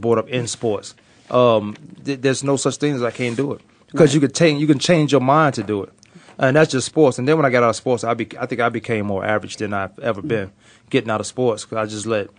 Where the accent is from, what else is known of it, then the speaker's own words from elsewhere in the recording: Newport News, Virginia, United States; moved away; also born or lived in Kansas; I'm undrafted from Newport News, Virginia